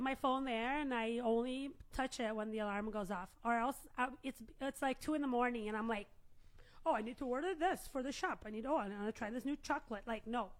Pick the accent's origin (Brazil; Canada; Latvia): Brazil; now in United States; I'm from Brazil